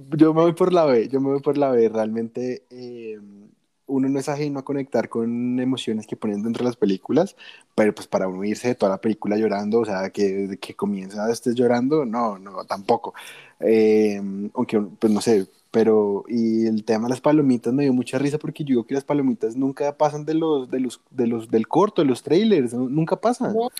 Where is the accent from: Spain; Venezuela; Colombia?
Colombia; aquí en, mi tierrita Colombia